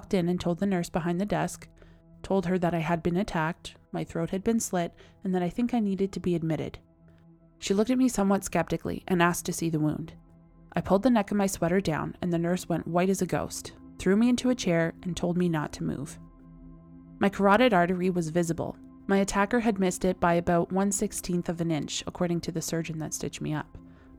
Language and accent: English; Canada; I am That Canadian.